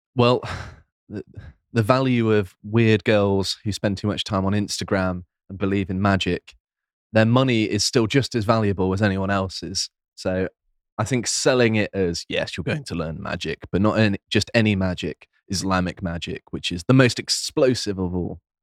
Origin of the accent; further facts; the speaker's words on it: near Plymouth, South West England, United Kingdom; I grew up near Plymouth